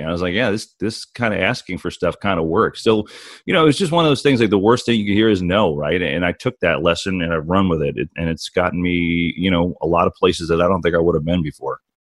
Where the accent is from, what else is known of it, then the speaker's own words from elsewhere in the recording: New Jersey, United States; moved away; I grew up in New Jersey, uh, the shadow New York City